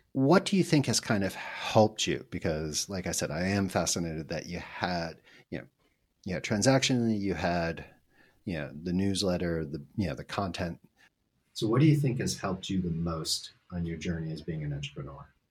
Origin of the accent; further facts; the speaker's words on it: United States; first language English; now in Spain; I live here in Spain. So I get reached out by a lot of people who think I'm Spanish. And I'm like, yes, I can communicate a little bit, but I am really an American